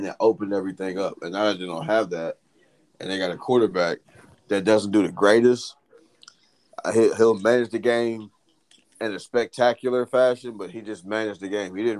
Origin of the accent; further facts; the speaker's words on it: Columbus, Ohio, United States; someone who was born and raised in Columbus